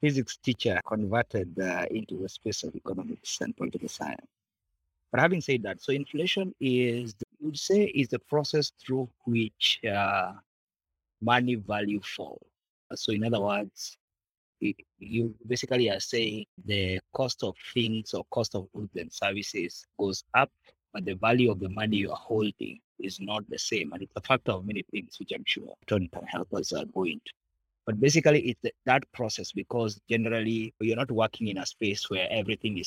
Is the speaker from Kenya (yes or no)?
yes; Kenya; I am a Kenyan, patriotic one